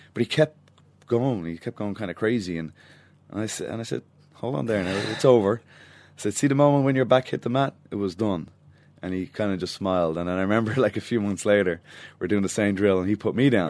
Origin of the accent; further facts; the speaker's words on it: Dublin, Leinster, Ireland; my hometown